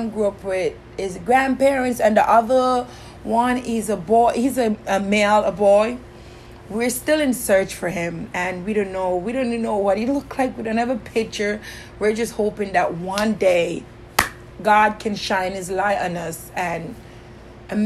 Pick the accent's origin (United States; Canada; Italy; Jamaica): Jamaica; Kingston; I grew up in Kingston, Jamaica, and I grew up in the slums of Jamaica